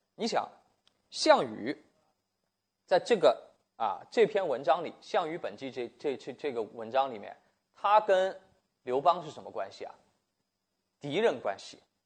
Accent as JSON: {"language": "Chinese", "country": "China", "said": "我们中国人写历史有一个特点"}